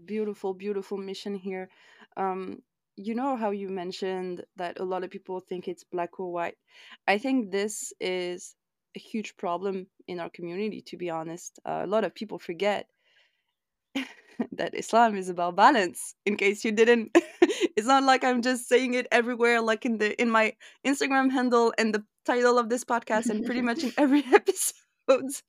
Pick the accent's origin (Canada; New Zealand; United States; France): France; You and I grew up in France